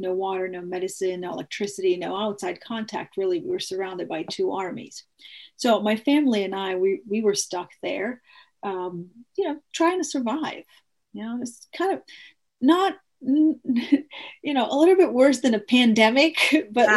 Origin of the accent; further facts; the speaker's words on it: Mostar, Federation of Bosnia and Herzegovina, Bosnia & Herzegovina; moved away; I'm originally from Bosnia, and if you remember in early 90s, there was a genocide there. And my city of Mostar